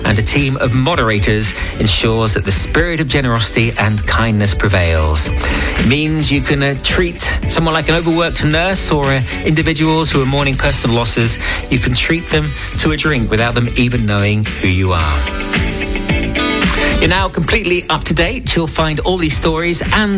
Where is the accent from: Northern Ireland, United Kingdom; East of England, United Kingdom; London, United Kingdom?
East of England, United Kingdom; Watford; moved away; my hometown of Watford